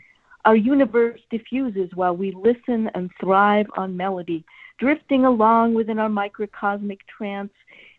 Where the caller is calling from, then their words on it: Virginia, United States; Oh, hi, Northern Virginia.